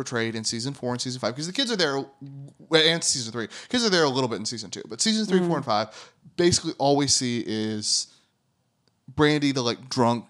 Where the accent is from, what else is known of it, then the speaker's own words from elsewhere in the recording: Austin, Texas, United States; moved away; Austin is my hometown.